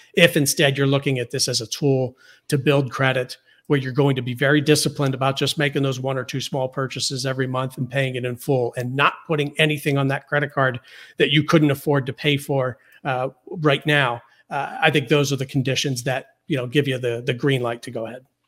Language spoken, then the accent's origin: English; Pittsburgh, Pennsylvania, United States; when I was growing up in Pittsburgh